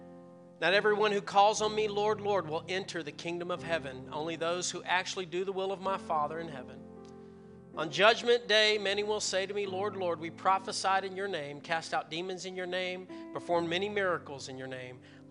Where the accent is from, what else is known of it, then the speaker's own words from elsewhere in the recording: the Bible Belt, United States; I grew up in the Bible Belt